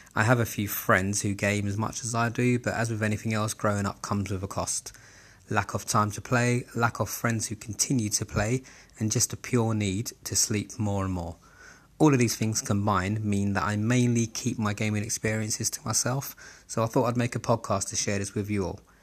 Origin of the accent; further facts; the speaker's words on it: London, United Kingdom; I was born and raised in Southeast London, Camberwell to be specific.